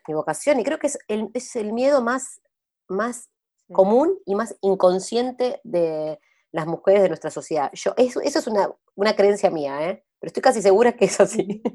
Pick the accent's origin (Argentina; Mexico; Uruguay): Argentina